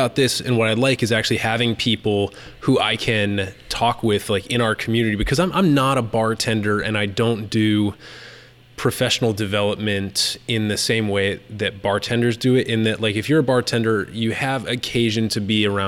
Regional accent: Massachusetts, United States; I'm from Massachusetts

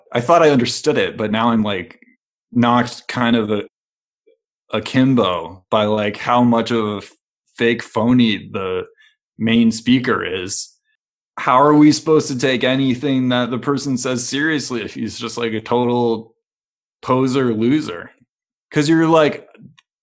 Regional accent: Milwaukee, Wisconsin, United States; I drank a lot of Five Alive growing up in Milwaukee.

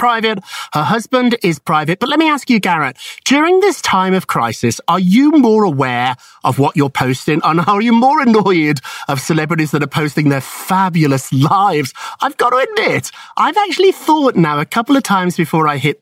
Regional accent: United Kingdom; now in United States; I'm British myself

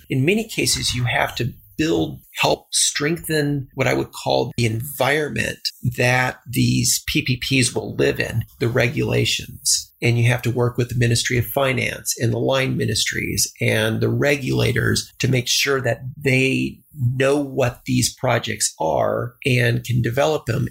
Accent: El Paso, Texas, United States; moved away; I grew up in El Paso, Texas, which is a border town

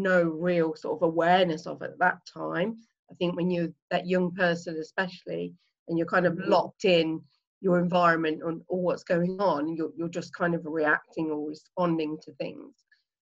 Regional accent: Leicester, East Midlands, United Kingdom; I am. Yeah, right in the middle in the East Midlands in a town, well, a city actually called Leicester

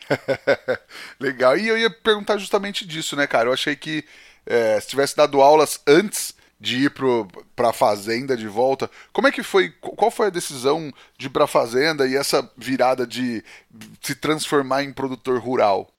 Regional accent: Penápolis, São Paulo, Brazil; eu sou do interior de São Paulo, de Penápolis, aqui região de Araçatuba

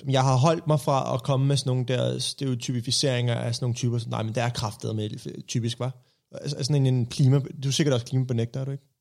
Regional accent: Copenhagen, Capital Region of Denmark, Denmark; Jeg er vokset op på Østerbro

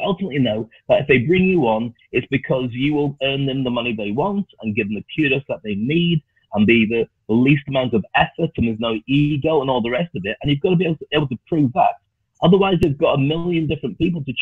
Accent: the north of England, United Kingdom; moved away; also born or lived in Scotland / Dubai; I was a black kid growing up in the north of England. Actually, I grew up in Scotland, then I went to the north of England.

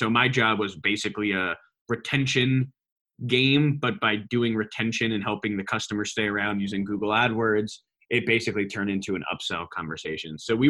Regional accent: New York, United States; He was from Boston, was in the startup community there. I was from New York. We both didn't really fit in on the West Coast.

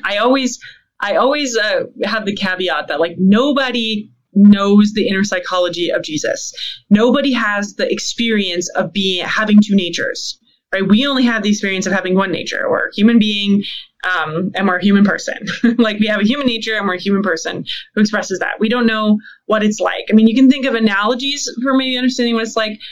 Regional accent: Canada; as a Canadian

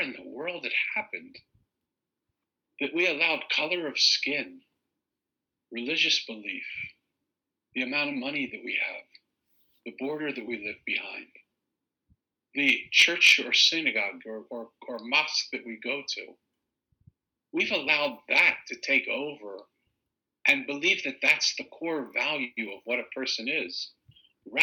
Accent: Philadelphia, Pennsylvania, United States; accent: Eastern; because I was from Philly, and because I have this sort of Eastern accent, and I sort of have this New York way about me

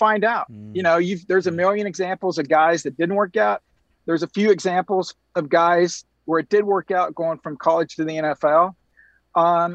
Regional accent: Oklahoma City, Oklahoma, United States; moved away as an adult; also born or lived in Tampa; When I grew up in Oklahoma City

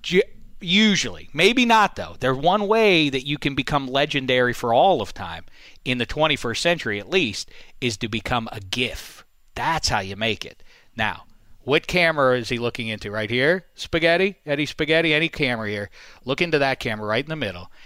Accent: Pittsburgh, Pennsylvania, United States; my hometown, Pittsburgh

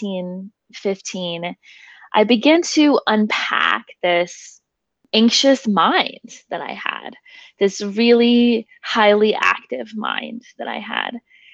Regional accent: Nashville, Tennessee, United States; I was born and raised in Nashville, Tennessee

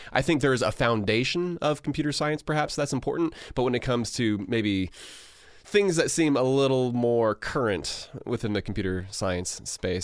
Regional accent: United States; as American

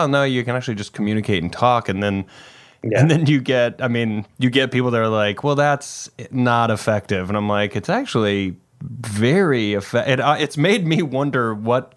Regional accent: Greenville, South Carolina, United States; I grew up in Greenville, South Carolina

